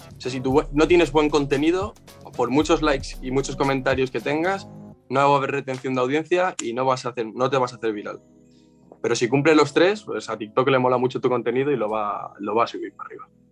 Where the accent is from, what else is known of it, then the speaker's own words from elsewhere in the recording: Spain; aquí en España en todas las, sin exagerarte, en mi pueblo hay, y vivo en un pueblo pequeñito